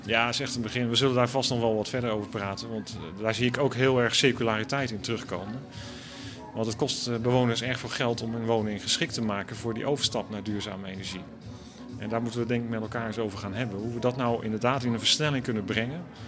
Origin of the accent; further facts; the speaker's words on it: Randstad, Netherlands; ik ben opgegroeid in de Randstad